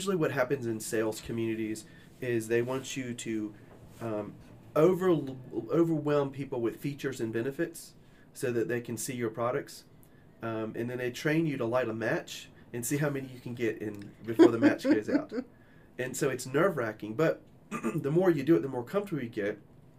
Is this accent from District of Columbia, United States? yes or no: yes; Washington, District of Columbia, United States; also born or lived in South Carolina / Georgia; So I am originally from Washington, D.C. Grew up half my life there, and then the other half in South Carolina and Georgia.